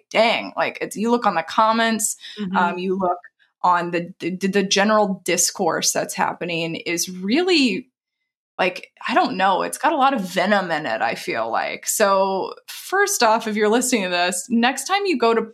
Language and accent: English; the South, United States; moved away; I grew up in the South